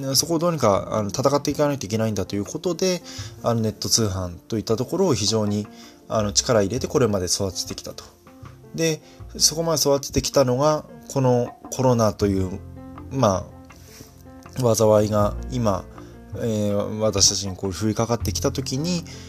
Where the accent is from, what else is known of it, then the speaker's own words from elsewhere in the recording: Fukui, Japan; 私はあの福井出身なんでね